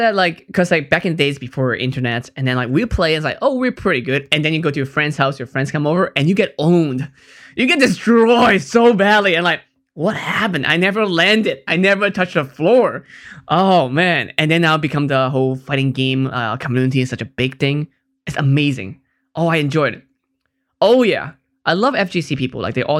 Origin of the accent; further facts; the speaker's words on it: Hong Kong; I'm from Hong Kong, so that's why it's a big thing in Asia.